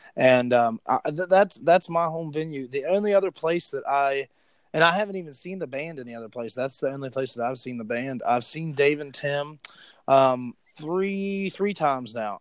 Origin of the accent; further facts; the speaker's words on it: West Virginia, United States; I'm from West Virginia.